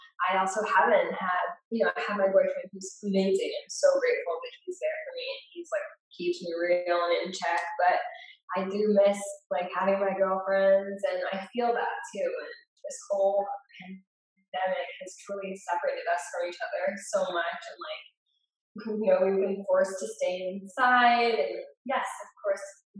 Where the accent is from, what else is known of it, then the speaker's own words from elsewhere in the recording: United States; also born or lived in Cape Town; as an American